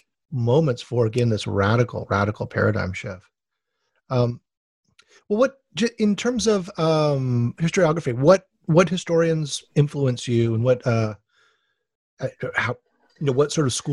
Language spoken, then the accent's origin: English; Hawaii, United States; I'm from Hawaii, where the Civil War is like the most exotic thing ever.